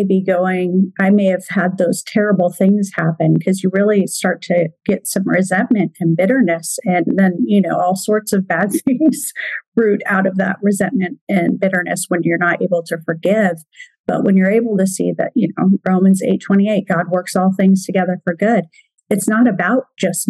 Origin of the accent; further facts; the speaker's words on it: Oregon, United States; now in Washington, United States; I'm from Oregon. I'm just right across the river in Washington. So if you hear me slip and say Oregonian, I basically still feel like I'm an Oregonian